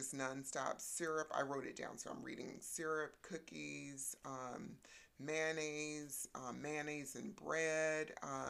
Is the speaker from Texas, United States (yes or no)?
yes; Texas, United States; born there; So I was born in Texas, and my natural father was in the Vietnam War.